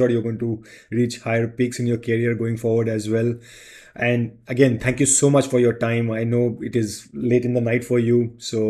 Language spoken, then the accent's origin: English; India; So I feel proud to be being an Indian.